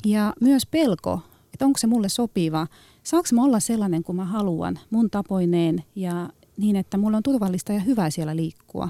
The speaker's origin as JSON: {"language": "Finnish", "town": "Tallinn", "region": "Harju County", "country": "Estonia", "second_language": "Finnish", "moved": "yes", "lives_now": "Finland", "said": "mä oon mm. itse liikunnan ammattilainen, mutta mä tuun Tallinnasta"}